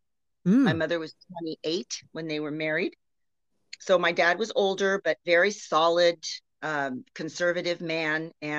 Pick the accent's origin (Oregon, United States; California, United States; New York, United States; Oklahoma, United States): California, United States; Corona; also born or lived in Oakland, California; I was born in California. I'm a native Californian up in Oakland, the Bay Area, but I moved to Corona when I was 7.